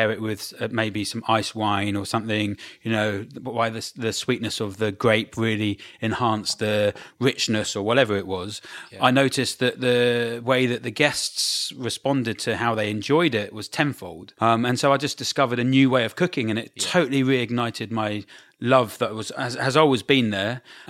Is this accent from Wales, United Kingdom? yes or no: no; Brighton, South East England, United Kingdom